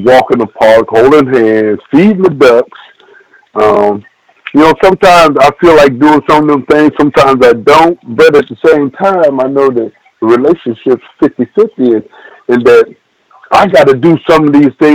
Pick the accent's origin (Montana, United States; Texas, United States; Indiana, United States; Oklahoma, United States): Texas, United States; Abilene; I'm from Abilene, Texas